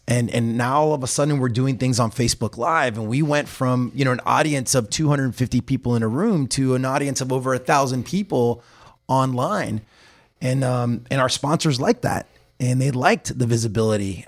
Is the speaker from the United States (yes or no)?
yes; Hialeah, Florida, United States; I was born and raised in the Miami area, actually Hialeah